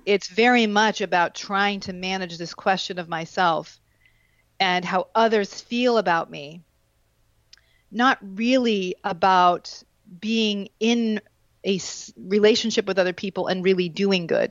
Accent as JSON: {"language": "English", "region": "Vermont", "country": "United States", "tie": "born or raised there", "said": "I grew up in Vermont."}